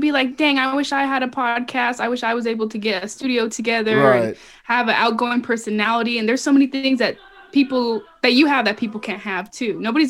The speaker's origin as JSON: {"language": "English", "area": "Inland Empire", "region": "California", "country": "United States", "said": "I'm from the IE."}